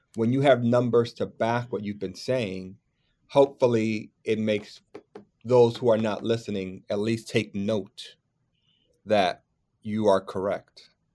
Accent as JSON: {"language": "English", "region": "New York", "country": "United States", "tie": "born or raised there", "said": "as a New Yorker kid, as a theater worker"}